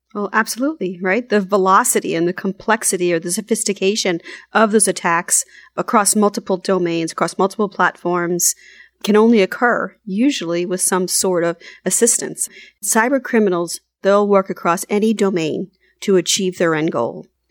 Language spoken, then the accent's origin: English; United States; as an American